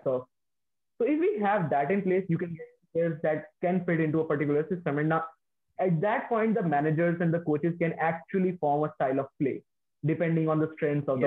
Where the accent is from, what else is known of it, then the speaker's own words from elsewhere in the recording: near Delhi, northern India, India; moved away; I belong to the northern India, like my hometown is in northern India, and it's near the capital.